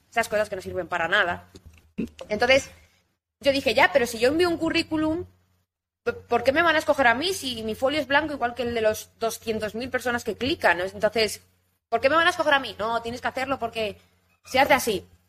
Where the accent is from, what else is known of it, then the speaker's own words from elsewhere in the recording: Ibiza, Balearic Islands, Spain; Yo soy de Ibiza